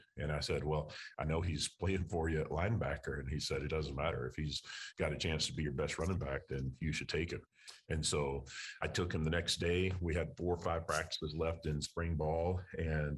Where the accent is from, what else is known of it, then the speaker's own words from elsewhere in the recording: Texas, United States; moved away as an adult; also born or lived in Louisiana; I'm from Texas. My wife is from Texas. Haven't been back to live in over 20 years. And so an opportunity to come back home